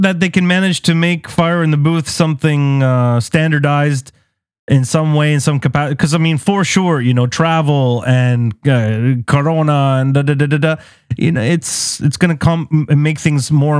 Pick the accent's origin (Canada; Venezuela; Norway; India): Canada; as a Canadian / Lebanese person, mostly identified as someone who, I create Western music, bro.